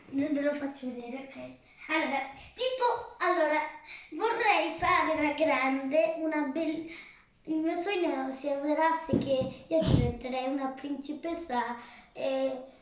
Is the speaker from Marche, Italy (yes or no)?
yes; Ancona, Marche, Italy; Il, il mio cognome è... Vengo da Ancona, ho sei anni e vivo in questa famiglia così bella.